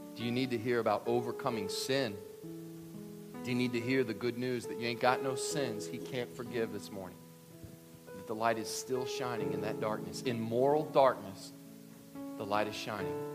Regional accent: Kentucky, United States; I'm from Kentucky

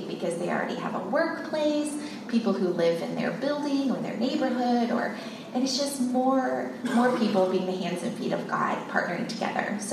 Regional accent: Texas, United States; moved away as an adult; also born or lived in Columbia, Missouri / India / Nepal / Pakistan; I grew up in Texas

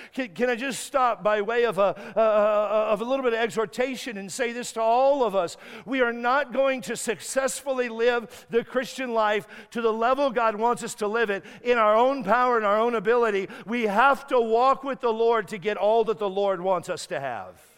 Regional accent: United States; I'm an American

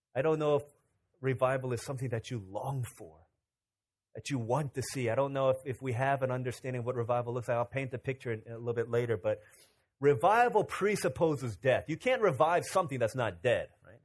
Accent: Virginia, United States; 12, 13 years old in Virginia

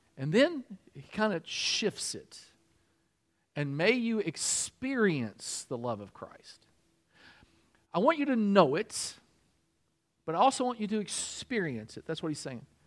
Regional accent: Kentucky, United States; moved away as an adult; also born or lived in Michigan; I'm from Kentucky

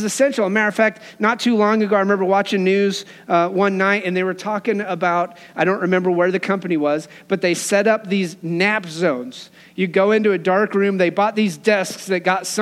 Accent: Wyoming, United States; Growing up in Wyoming

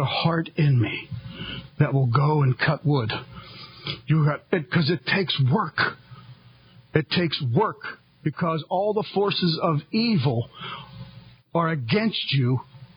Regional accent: United States; I am a Christian, and I am an American

